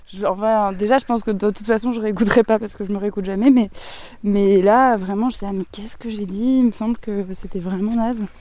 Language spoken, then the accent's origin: French; Marseille, Provence-Alpes-Côte d'Azur, France; moved away as an adult; also born or lived in Lyon; now in Allier, France; je suis née à, Lyon, j'ai grandi à Marseille, j'ai toujours vécu dans des grandes villes